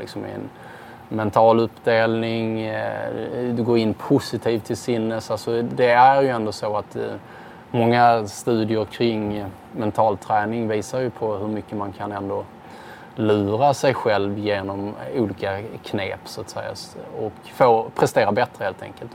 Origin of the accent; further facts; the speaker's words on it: Sweden; som svensk